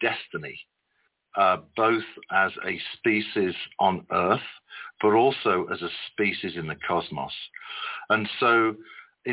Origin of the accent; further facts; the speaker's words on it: West Midlands, United Kingdom; also born or lived in Birmingham; I was born in the city of Birmingham, and shortly after I was born, mom and dad moved to the countryside in the Midlands, and I was raised primarily in the countryside